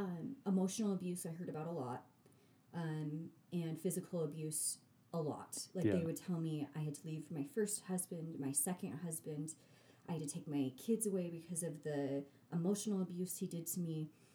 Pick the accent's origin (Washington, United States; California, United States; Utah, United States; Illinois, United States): Utah, United States; Sandy; I'm naive. I'm from Sandy, Utah.